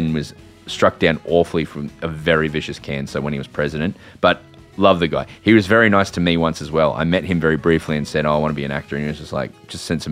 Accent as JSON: {"language": "English", "country": "Ireland", "said": "as an Irish person"}